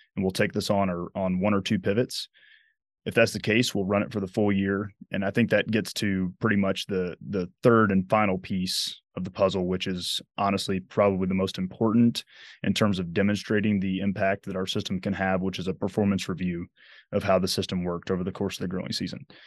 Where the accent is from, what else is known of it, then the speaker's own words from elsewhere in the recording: Dothan, Alabama, United States; moved away as an adult; also born or lived in Massachusetts / Nebraska; now in Lincoln, United States; my hometown is Dothan, Alabama, which is the self-proclaimed peanut capital